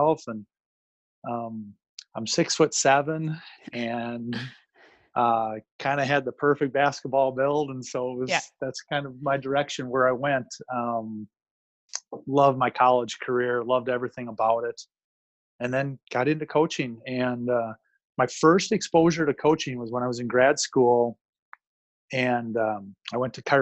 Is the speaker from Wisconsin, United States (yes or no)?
yes; Madison, Wisconsin, United States; born and raised right around the Madison area